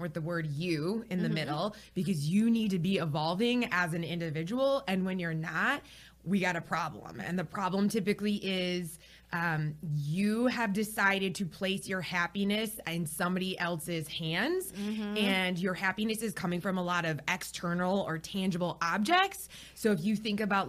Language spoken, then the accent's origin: English; Michigan, United States; moved away as an adult; now in Charlotte, United States; I'm from Michigan